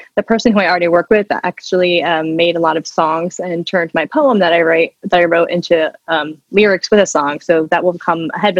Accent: Washington, United States; So I grew up in Washington State, close to Seattle, and I've lived here essentially my whole entire life and consider myself a native Washingtonian.

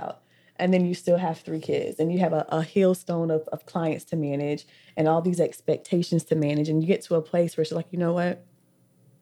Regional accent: Orlando, Florida, United States; I'm from West Orlando. Because honestly, we've lived in every hood.

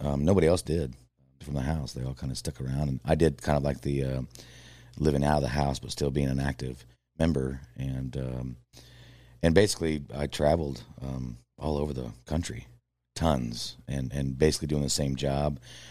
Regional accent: Ottawa, Kansas, United States; Ottawa, Kansas.

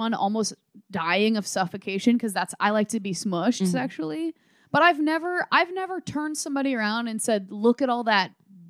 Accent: Midwest, United States; I'm from the Midwest.

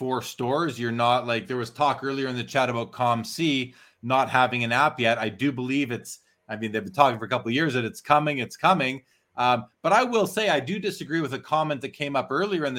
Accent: Canada; a Canadian who's been setting up that show for 17 years now

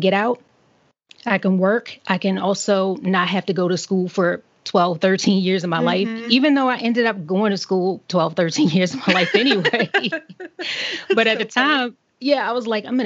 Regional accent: Baltimore, Maryland, United States; moved away; I grew up in Baltimore City in the more or less the inner city

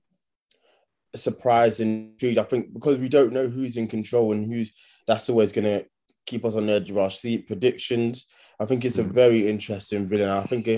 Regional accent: United Kingdom; we're actually British?

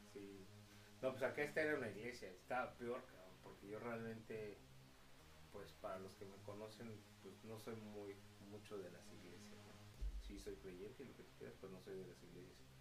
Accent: San Antonio del Rosario, State of Mexico, Mexico; nos íbamos para San Antonio del Rosario, Estado de México. Y este, mi pueblo natal

